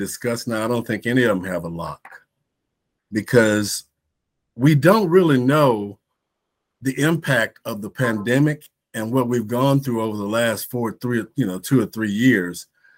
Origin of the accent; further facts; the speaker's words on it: Tennessee, United States; I am from Tennessee